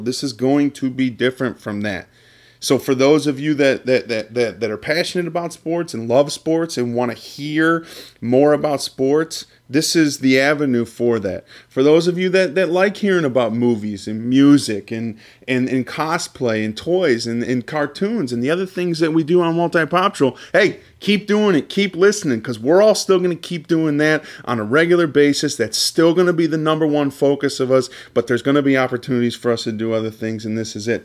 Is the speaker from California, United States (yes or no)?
no; Cleveland, Ohio, United States; Me and Luke are both from, both from the Cleveland area